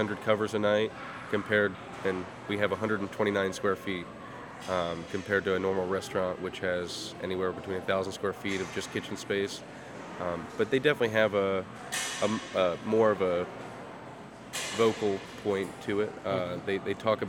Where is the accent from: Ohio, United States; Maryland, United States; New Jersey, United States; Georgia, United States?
Maryland, United States; Bel Air; also born or lived in Baltimore, Maryland / Cockeysville, Maryland; I grew up in Bel Air, and then I moved into Baltimore in ninth grade